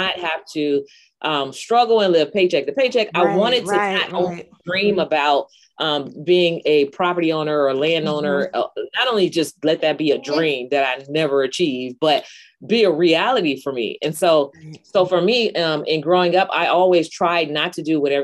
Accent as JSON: {"language": "English", "area": "San Francisco Bay Area", "region": "California", "country": "United States", "tie": "born or raised there", "said": "I grew up in the San Francisco Bay Area, of course, in the inner city"}